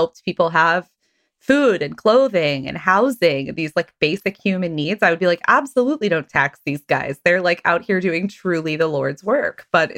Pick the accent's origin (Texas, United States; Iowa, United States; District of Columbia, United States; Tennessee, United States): Texas, United States; all the churches where I grew up in Texas